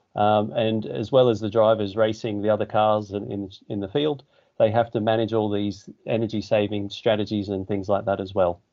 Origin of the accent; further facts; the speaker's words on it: Australia; moved away as an adult; now in England, United Kingdom; I'm from Australia